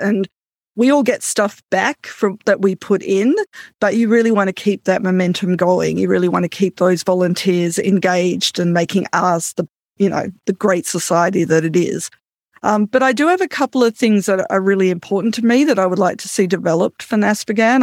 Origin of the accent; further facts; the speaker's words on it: Australia; now in Canada; I'm an Australian Canadian